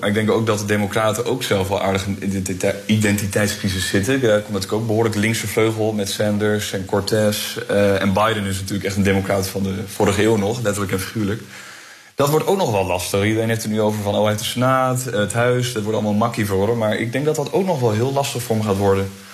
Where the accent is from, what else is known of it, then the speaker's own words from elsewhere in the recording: Groningen, Netherlands; FC Groningen natuurlijk, als Groninger